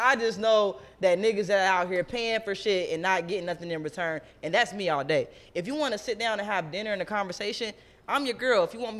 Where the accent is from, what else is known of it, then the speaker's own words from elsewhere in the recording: Ohio, United States; I'm from the Midwest. I'm from Ohio.